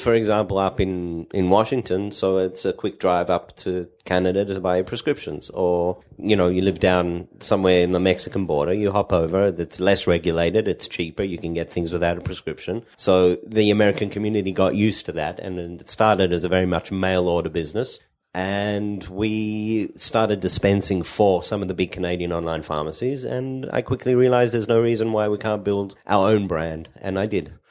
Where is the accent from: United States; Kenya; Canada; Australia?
Australia; Perth, Western Australia; moved away as an adult; also born or lived in Sydney, Australia; now in Israel; I am from Perth, Australia, the Western side, small Jewish community, ten thousand, uh, Jews now. When I grew up, it was probably six thousand